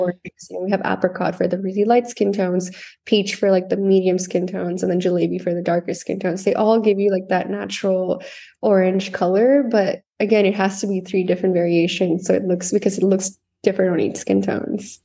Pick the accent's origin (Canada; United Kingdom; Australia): Canada; moved away as an adult; also born or lived in South India / Alberta, Canada; now in Los Angeles, United States; I was born in India, in South India. I grew up there till I was ten years old. And then I, my family and I moved to Canada, where I spent most of my life there